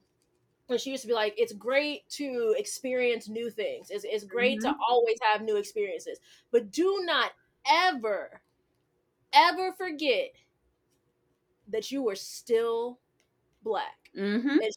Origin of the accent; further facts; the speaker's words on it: United States; I'm an American